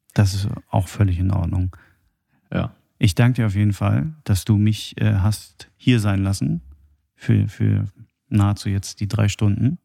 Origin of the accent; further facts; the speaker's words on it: Germany; bei uns in Deutschland alles äh, so geregelt ist